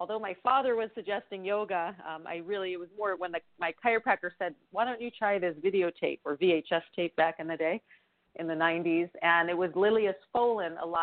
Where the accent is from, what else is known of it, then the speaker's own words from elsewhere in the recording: New York, United States; now in Bay Area, United States; we're from New York